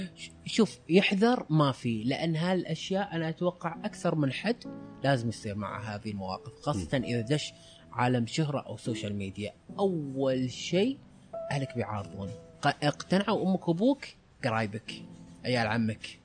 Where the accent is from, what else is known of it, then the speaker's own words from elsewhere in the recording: United Arab Emirates; عندنا بالإمارات